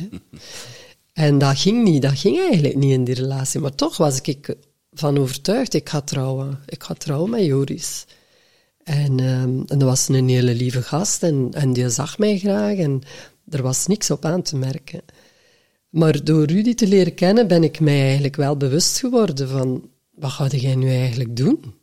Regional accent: West Flanders, Belgium; accent: West Flemish; first language West Flemish; moved away as an adult; also born or lived in Antwerp; ik als West-Vlaming

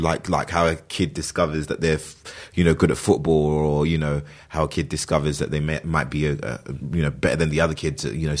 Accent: London, United Kingdom; No, I mean, I was born and raised in London.

